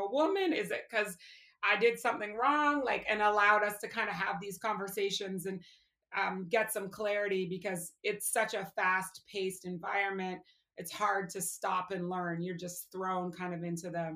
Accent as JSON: {"language": "English", "country": "Canada", "said": "I am from Canada, and I am blessed in that my parents are American, so I have dual citizenship"}